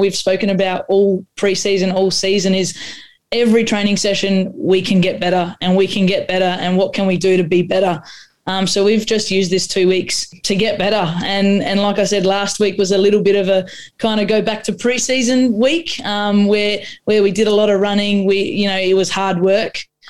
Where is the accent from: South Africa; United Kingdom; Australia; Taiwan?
Australia; Adelaide, South Australia; born or raised there; first language Croatian; English is a second language